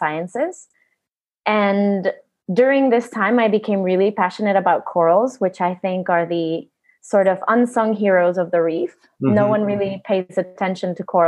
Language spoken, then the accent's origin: English; Honduras; also born or lived in United States; now in Utila, Honduras; So I was born in Honduras.